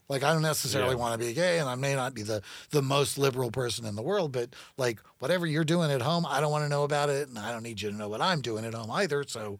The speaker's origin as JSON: {"language": "English", "region": "California", "country": "United States", "also_born_or_lived": "Natchitoches / South Carolina", "said": "I mean, I'm from California, is my home state, so..."}